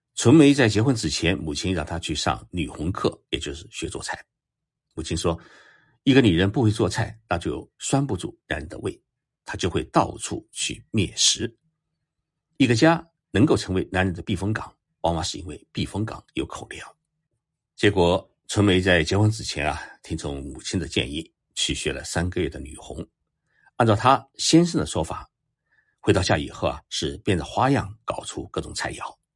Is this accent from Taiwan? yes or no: no; China; 我们中国人